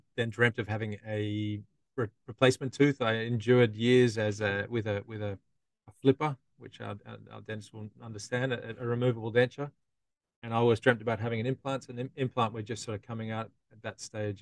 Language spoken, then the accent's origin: English; Australia; now in London, United Kingdom; I'm a dentist from Australia